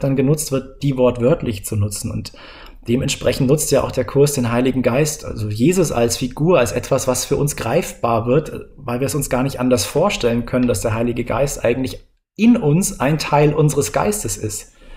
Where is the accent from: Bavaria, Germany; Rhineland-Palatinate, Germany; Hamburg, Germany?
Bavaria, Germany; moved away; Ich bin ja aus Bayern raus und ich, ach, dieses bayerische Mir ist an mir